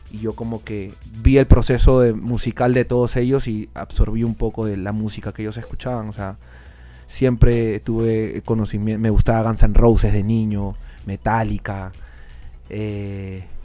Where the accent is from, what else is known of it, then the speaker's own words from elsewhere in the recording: Lima, Peru; Lima es playa, pero sí, pues eh, prácticamente somos costeños, por así decirlo. Yo vivo como a 15 minutos caminando de la, playa. Crecí ahí, eh, mis papás son de provincia